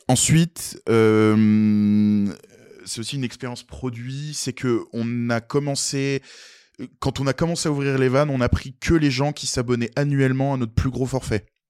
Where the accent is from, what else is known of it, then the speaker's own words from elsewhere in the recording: Nancy area, Grand Est, France; on vient de Nancy, euh, même on a grandi euh, tous les quatre dans des pauvres patelins, des petits villages.